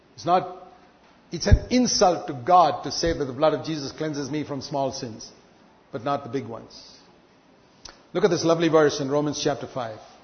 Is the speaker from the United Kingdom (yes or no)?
no; India; I was born in India